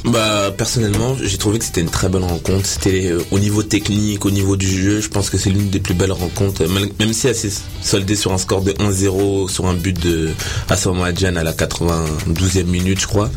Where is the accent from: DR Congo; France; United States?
DR Congo; on est des Congolais